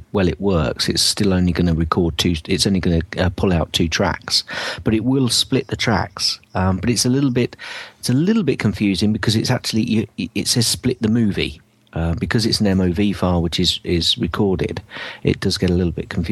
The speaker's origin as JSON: {"language": "English", "town": "Northampton", "region": "East Midlands", "country": "United Kingdom", "tie": "born or raised there", "said": "Northampton, my hometown"}